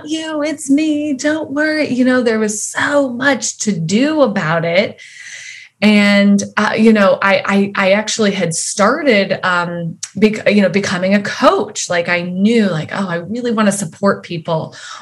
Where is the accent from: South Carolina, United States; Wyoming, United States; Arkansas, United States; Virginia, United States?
Wyoming, United States; I grew up in Wyoming and in a fairly like religious home.